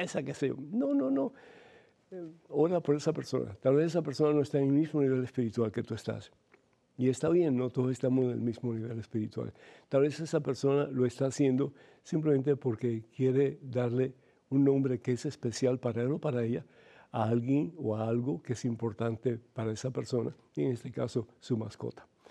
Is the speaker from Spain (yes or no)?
no; Cuba; moved away; yo soy de Cuba originalmente